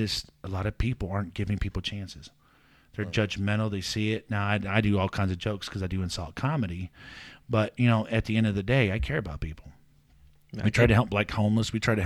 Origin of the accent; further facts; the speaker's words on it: Mansfield, Ohio, United States; also born or lived in Michigan / Kentucky; my hometown of Mansfield, Ohio.